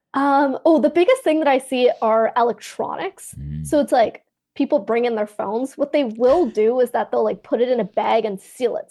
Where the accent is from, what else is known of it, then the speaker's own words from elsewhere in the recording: Canada; So I'm Canadian, I'm in Canada